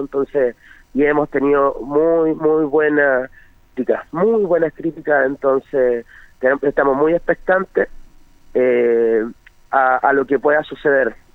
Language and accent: Spanish; Longaví, Maule, Chile; yo soy oriundo de Longaví, del sector de la tercera